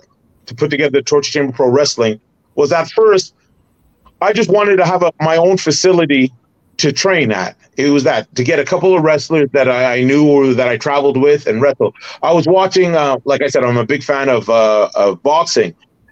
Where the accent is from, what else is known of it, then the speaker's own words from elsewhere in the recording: Barbados; now in Canada; And another Easter egg was, I'm from Barbados, so I made sure the Barbados flag was there. And I'm a Canadian citizen